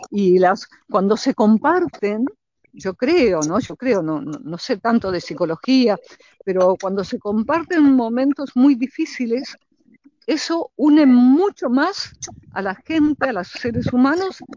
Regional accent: Naples, Campania, Italy; born there; Yo nací en Nápoles, sí, Sí, nací en Nápoles posguerra. Posguerra mis padres se conocieron en Roma y mm. la trasladaron a mi mamá a Nápoles

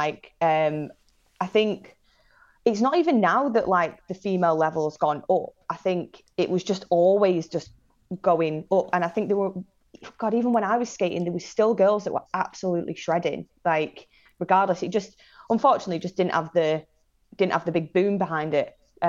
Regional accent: Manchester, North West England, United Kingdom; also born or lived in Salford / Blackpool; Yeah, so I'm originally from Manchester for 10 years of my life, and then moved to North Shore, Blackpool, when I was a kid, to a hotel

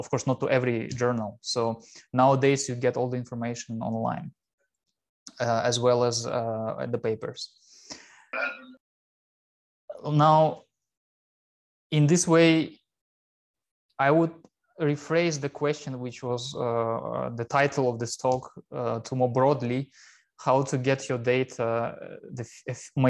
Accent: Russia; moved away as an adult; also born or lived in Chelyabinsk, Russia / Helsinki, Finland / Hannover, Germany; now in Kiel, Germany; I'm originally from Russia

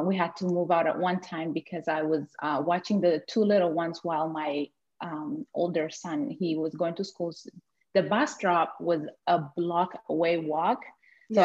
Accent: Ethiopia; moved away as an adult; now in Blaine, United States; came from a place where there isn't snow, as I came from Ethiopia

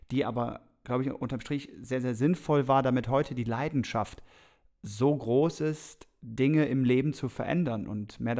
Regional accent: Krefeld, North Rhine-Westphalia, Germany; born there; Die Reise ging los damals 1985 und zwar, ich bin geboren in Krefeld und auf jeden Fall das Rheinland ist auf jeden Fall schon mal die Brücke zu Bonn.

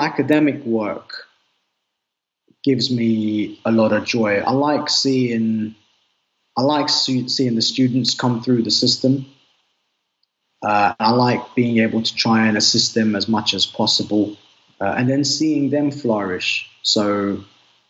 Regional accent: London, United Kingdom; I'm from the UK. I'm born and raised in Northwest London.

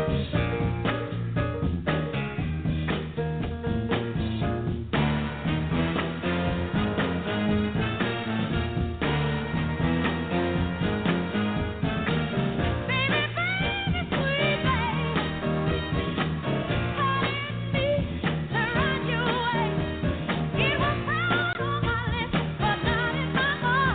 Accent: Lynch, Kentucky, United States; the small town that I grew up in, Lynch, Kentucky

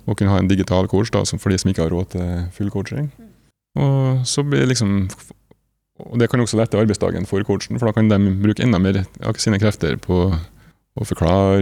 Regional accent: Nordmøre, Møre og Romsdal, Norway; now in Trondheim, Norway; jeg er opprinnelig fra Nordmøre, bor i Trondheim

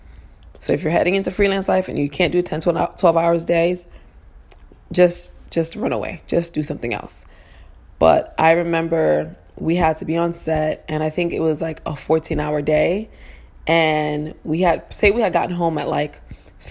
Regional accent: New York City, New York, United States; I'm from Harlem.

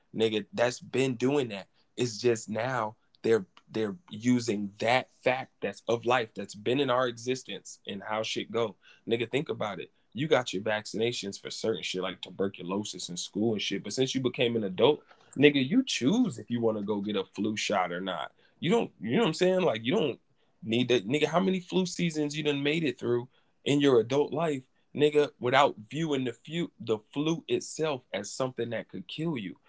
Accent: New England, United States; I'm from New England

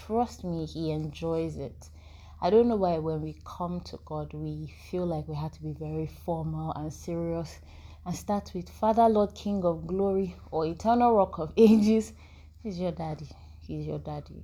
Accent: Nigeria; we're Nigerian

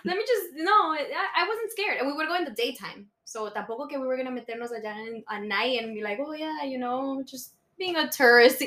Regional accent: Miami, Florida, United States; English is a second language; also born or lived in Bogota, Colombia; I came here to when I was four, so I was pretty much raised my whole life

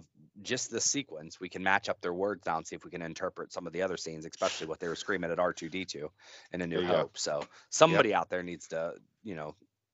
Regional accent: West Virginia, United States; maybe I am from West Virginia

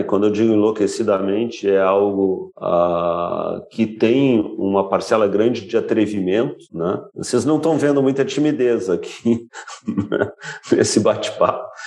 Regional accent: Brazil; nós éramos eu brasileiro

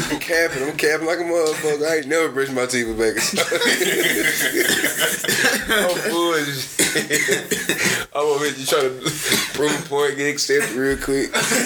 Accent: Nashville, Tennessee, United States; I'm from Nashville though. I ain't from Memphis though.

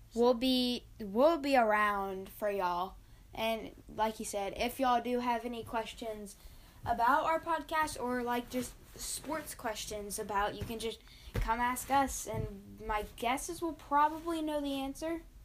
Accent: Fort Worth, Texas, United States; We're from Fort Worth

